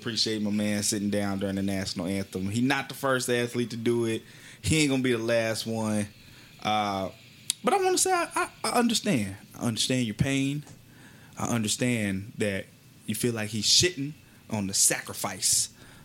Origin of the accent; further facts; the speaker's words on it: Wylie, Texas, United States; I grew up in Wiley, Texas